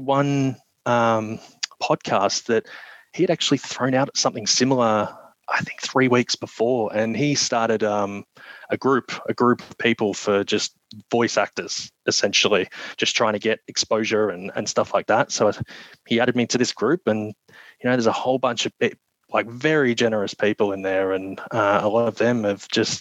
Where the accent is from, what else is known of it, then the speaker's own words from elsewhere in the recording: Australia; accent: Australian; my Australian accent